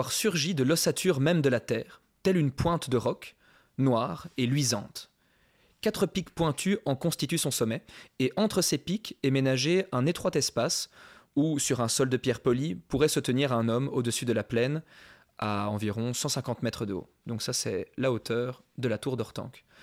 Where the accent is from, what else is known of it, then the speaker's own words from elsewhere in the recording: Paris, Île-de-France, France; suis parisien